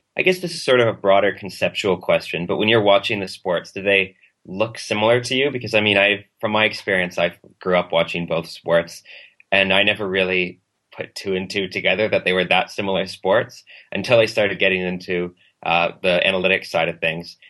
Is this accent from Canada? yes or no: yes; Canada; as a Canadian